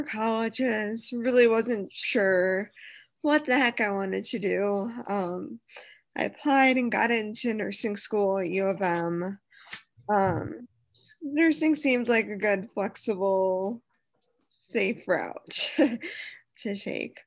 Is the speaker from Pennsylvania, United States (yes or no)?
no; Detroit, Michigan, United States; born and raised in the Metro Detroit area